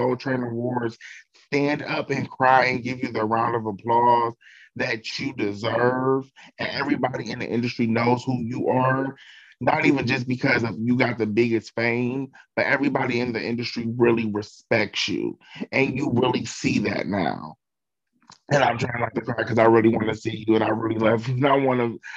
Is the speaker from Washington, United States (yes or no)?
no; Cleveland, Ohio, United States; now in Dayton, United States; Cleveland because that is my hometown.